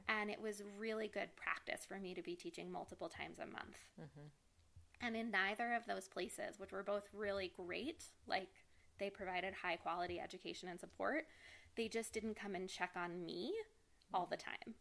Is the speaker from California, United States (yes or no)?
no; New York City, New York, United States; born and raised in New York City